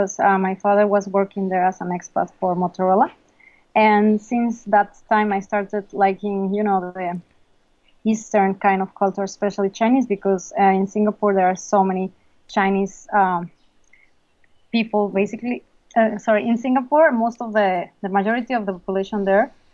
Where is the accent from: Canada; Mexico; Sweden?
Mexico; moved away; I'm from Mexico.